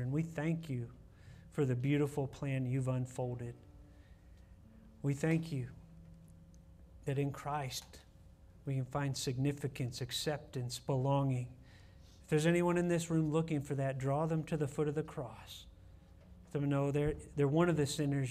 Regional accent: Ohio, United States; moved away as an adult; Carolyn and I grew up with Bob in Ohio in the college group at church

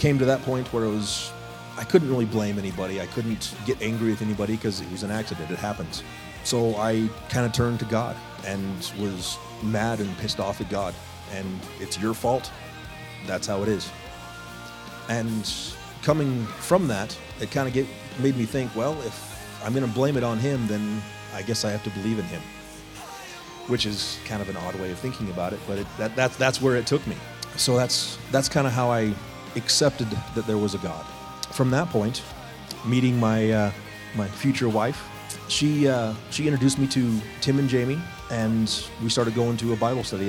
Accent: Chino Valley, Arizona, United States; I was raised here in this area. I was raised in Chino Valley. We moved here when I was about 5 years old.

